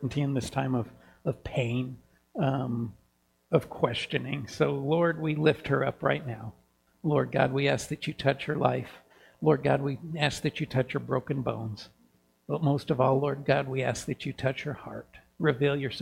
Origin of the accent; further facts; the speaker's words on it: Kansas, United States; now in Helena, United States; growing up in Kansas in a small town, every house in our neighborhood had a porch and a porch swing.